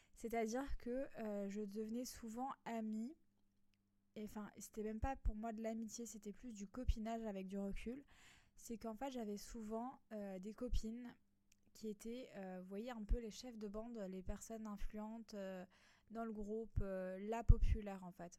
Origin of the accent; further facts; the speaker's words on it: a small village in Alsace, Grand Est, France; moved away as an adult; now in Nice, France; moi qui étais euh, un petit village en Alsace, je suis venue habiter à Nice, donc dans le sud de la France.